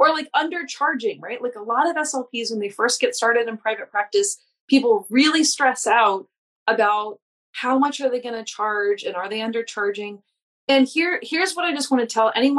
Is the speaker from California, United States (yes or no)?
no; New Orleans, Louisiana, United States; I'm from New Orleans